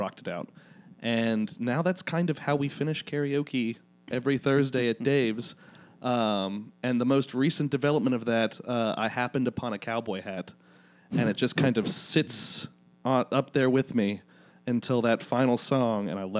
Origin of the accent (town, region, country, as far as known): Birmingham, Alabama, United States; born or raised there